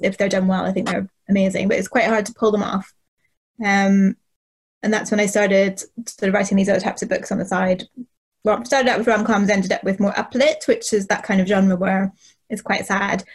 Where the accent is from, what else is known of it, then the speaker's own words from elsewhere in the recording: Northern Ireland, United Kingdom; I grew up in Northern Ireland in the eighties and the nineties